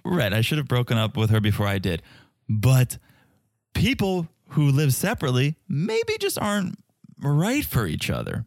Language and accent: English; New Haven, Connecticut, United States; also born or lived in West Hartford, Connecticut; I was born in New Haven, but I, when I was an adult, a young adult, I lived in West Hartford for several